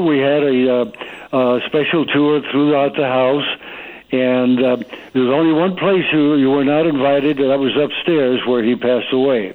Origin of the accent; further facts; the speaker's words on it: Stamford, Connecticut, United States; now in Coachella Valley, United States; I grew up in Stamford, Connecticut